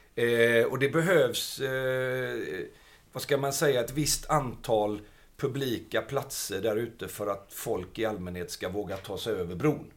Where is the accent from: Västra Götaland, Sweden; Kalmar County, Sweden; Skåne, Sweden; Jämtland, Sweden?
Västra Götaland, Sweden; Gothenburg; jag är uppvuxen i Biskopsgården.